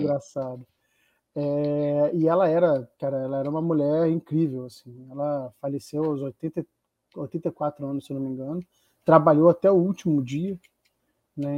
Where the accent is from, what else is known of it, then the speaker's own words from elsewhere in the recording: Rio de Janeiro, Brazil; eu cresci em Copacabana